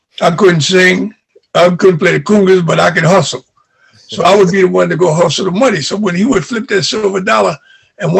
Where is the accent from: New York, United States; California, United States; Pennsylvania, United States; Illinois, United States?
New York, United States; New York City; I was born and raised in Harlem, New York, Lenox Avenue